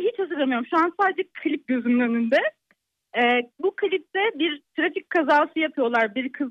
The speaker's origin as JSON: {"language": "Turkish", "town": "Gönen", "region": "Balıkesir", "country": "Turkey", "said": "Balıkesir Gönenliyim"}